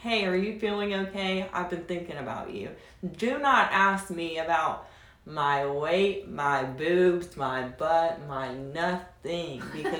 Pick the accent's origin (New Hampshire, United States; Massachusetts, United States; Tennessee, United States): Tennessee, United States; accent: drawl